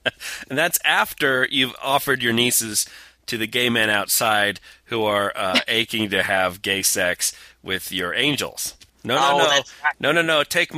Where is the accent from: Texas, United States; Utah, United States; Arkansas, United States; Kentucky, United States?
Utah, United States; my home state of Utah